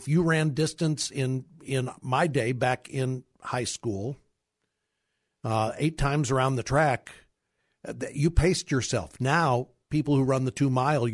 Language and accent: English; Kirkwood, Missouri, United States; I grew up in Kirkwood, Missouri, a suburb of St. Louis